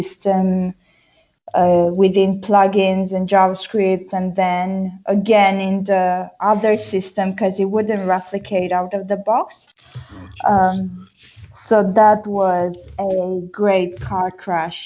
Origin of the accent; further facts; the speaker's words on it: Brașov, Brașov County, Romania; English is a second language; moved away as an adult; also born or lived in Bristol / London; now in United Kingdom; I'm from Brașov, Transylvania.